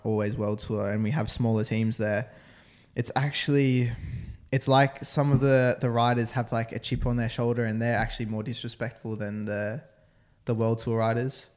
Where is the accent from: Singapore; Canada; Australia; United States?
Australia; I'm Australian.